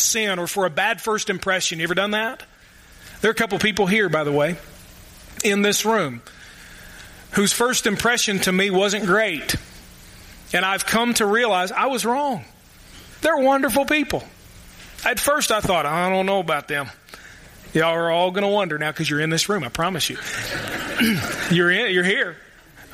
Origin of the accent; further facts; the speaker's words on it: the Golden Triangle in Kentucky, United States; moved away; I ain't from here. In fact, I am from the Golden Triangle in Kentucky. Louisville, Lexington, Northern Kentucky.